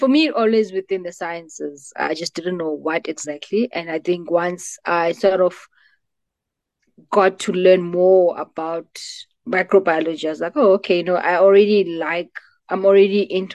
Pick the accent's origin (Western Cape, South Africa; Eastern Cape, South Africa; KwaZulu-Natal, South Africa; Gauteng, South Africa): Eastern Cape, South Africa; Butterworth; moved away as an adult; also born or lived in Johannesburg / Pretoria; I grew up in the Eastern Cape, so Ilalini, in a small town called Butterworth.